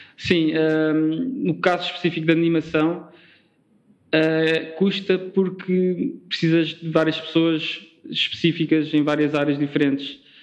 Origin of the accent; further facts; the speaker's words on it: Faro, Algarve, Portugal; moved away as an adult; also born or lived in Lisbon; eu sou de Faro, sou do Algarve, e vim estudar como grande parte de, dos estudantes algarvios vêm estudar para Lisboa